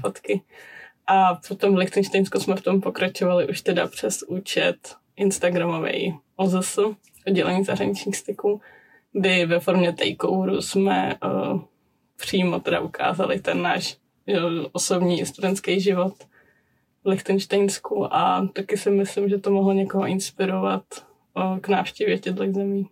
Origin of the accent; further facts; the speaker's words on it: Czechia; moved away as an adult; now in Prague, Czech Republic; u nás doma v Krušných horách